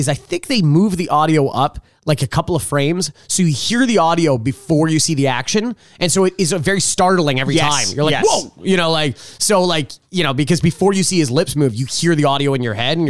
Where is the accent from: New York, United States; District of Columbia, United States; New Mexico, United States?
New York, United States; I'm from New York.